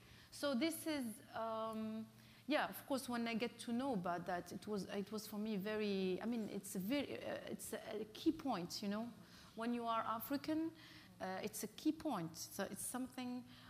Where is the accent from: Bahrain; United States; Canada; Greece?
Bahrain; I came from Bahrain when I was, with the, I met other artists from Palestine, and actually I spent 1 month in Palestine.